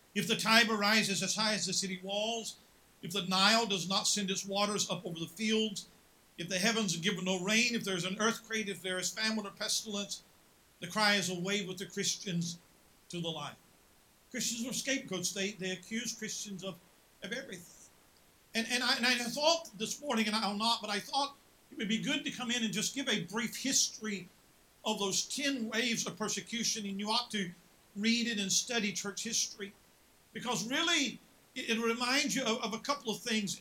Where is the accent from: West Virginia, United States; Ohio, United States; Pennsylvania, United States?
West Virginia, United States; moved away; I'm from West Virginia.